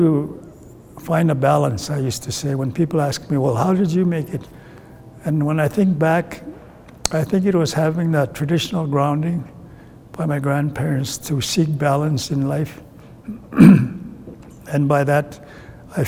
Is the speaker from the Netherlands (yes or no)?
no; Ermineskin Reserve, Alberta, Canada; first language Cree; English is a second language; also born or lived in Edmonton; I grew up here on the Ermineskin Reserve